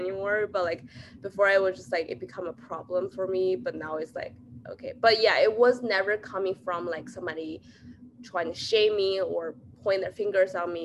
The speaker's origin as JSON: {"language": "English", "country": "China", "tie": "born or raised there", "moved": "yes", "said": "I grew up in China"}